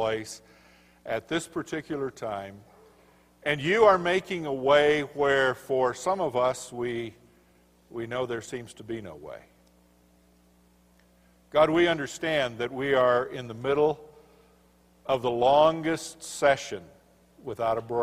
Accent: Colorado, United States; I'm from Colorado

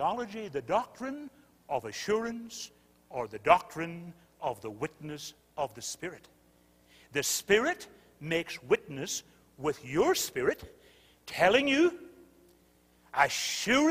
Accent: United Kingdom; I'm British

